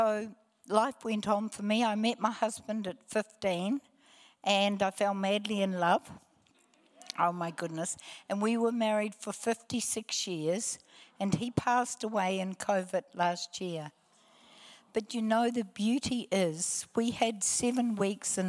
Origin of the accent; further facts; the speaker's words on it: Hamilton, Waikato, New Zealand; also born or lived in Palmerston North, New Zealand; I was born in Palmerston North. I was one of three children. I have no or little childhood memory under the age of 9. And at 9, we shifted to Hamilton